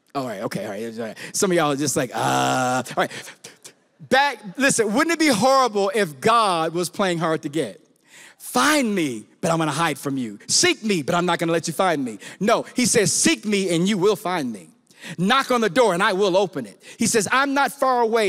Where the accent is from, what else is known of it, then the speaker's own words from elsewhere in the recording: Chicago, Illinois, United States; I'm from Chicago, from the hood